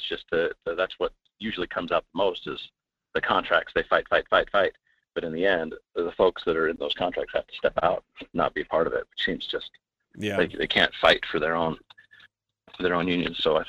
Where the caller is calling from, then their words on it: Fairbanks, Alaska, United States; from Fairbanks.